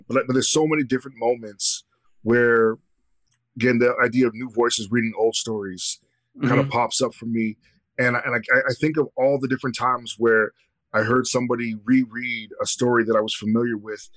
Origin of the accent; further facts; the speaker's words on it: Canada; being Canadian, I don't have that part of my history